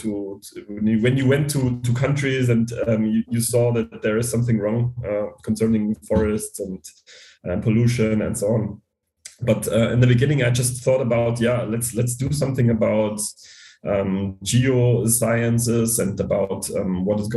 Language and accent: English; Bavaria, Germany; I grew up in a small town in Bavaria